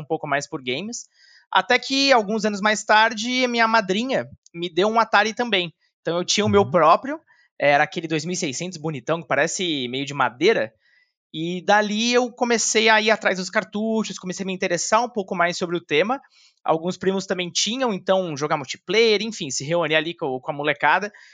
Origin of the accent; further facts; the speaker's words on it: São Paulo, Brazil; also born or lived in Pouso Alto, Minas Gerais / Guarulhos; eu cresci aqui em São Paulo, boa parte da minha vida. Também já morei em Minas, mas realmente a maior parte da minha vida passei entre Guarulhos e São Paulo